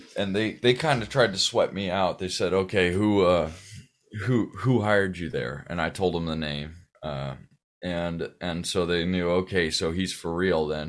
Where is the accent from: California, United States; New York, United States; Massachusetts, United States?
California, United States; Pasadena; born or raised there; also born or lived in Sierra Madre